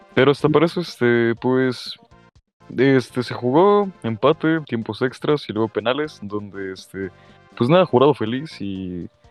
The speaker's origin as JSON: {"language": "Spanish", "country": "Mexico", "said": "como mexicanos"}